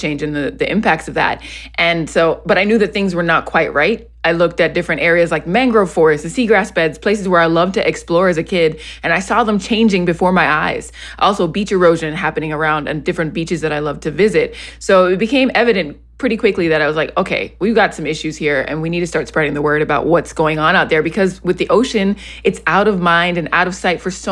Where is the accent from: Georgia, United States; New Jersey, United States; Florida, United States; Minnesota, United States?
Florida, United States; Miami; I grew up in Miami, and so I was constantly at the beach in the ocean